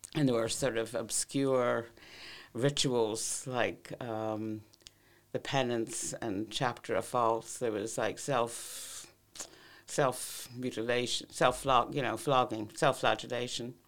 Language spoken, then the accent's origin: English; United States; moved away as an adult; now in Ireland; I grew up in Cold War America